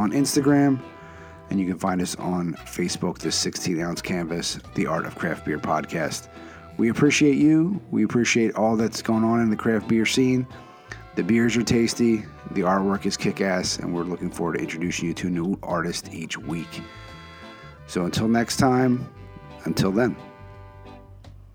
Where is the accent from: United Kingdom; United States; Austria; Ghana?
United States; Philadelphia, Pennsylvania; my hometown, Philadelphia